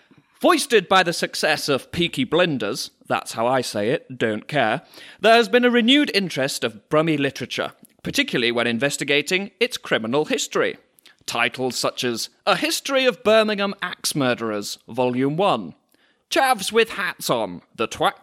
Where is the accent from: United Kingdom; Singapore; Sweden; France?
France; I grew up in France.